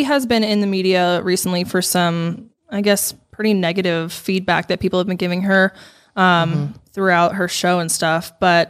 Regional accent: Denver, Colorado, United States; we grew up in the Denver area together pretty much our whole lives

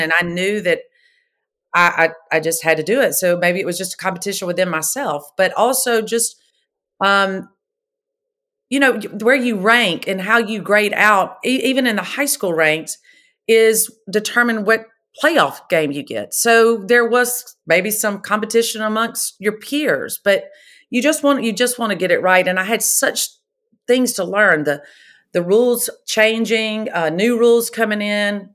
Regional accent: Pascagoula, Mississippi, United States; I was born and raised in Pascagoula, Mississippi

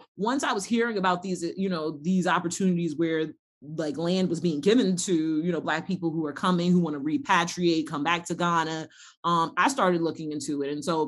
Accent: United States

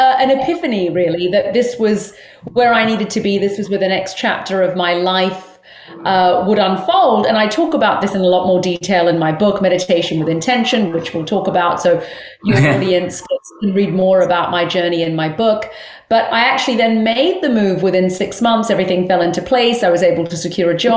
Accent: London, United Kingdom; moved away as an adult; also born or lived in Australia / New Zealand; now in Southern California, United States; So I was born in London, United Kingdom. And so that will always be home for me. But I've actually lived in four countries.

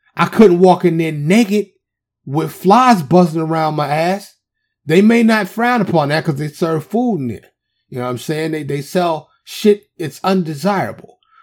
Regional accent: New York City, New York, United States; I'm from the city. I'm from Harlem

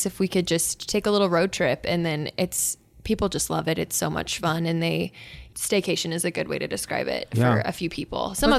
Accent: Fairbury, Nebraska, United States; I grew up in Fairbury, which is, there's Rock Creek Station, which is really close to where I grew up. And then I actually grew up on the Oregon Trail. My parents' house is on like the Oregon Trail markers.

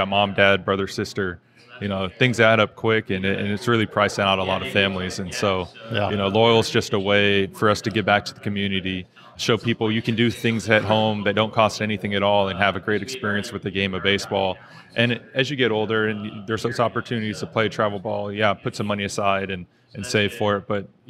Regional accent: Oakland, California, United States; So growing up in the Bay Area, I played baseball in an all-black league down at Greenman Field in East Oakland.

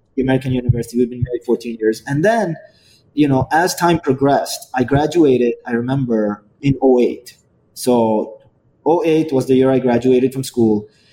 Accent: Yemen; moved away; also born or lived in Dubai, United Arab Emirates / India (family); I originally come from a country called Yemen

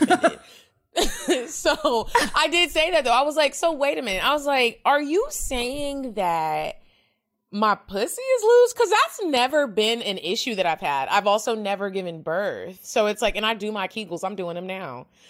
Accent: Dallas, Texas, United States; I'm from Dallas

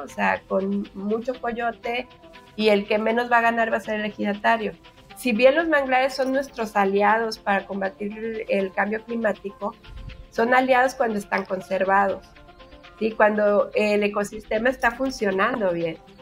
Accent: Mexico

